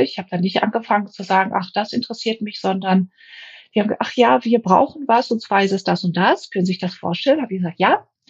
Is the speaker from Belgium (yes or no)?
no; Greece; now in Germany; Ich habe viele Jahre als Griechin in Deutschland gelebt, habe auch einen griechischen Pass gehabt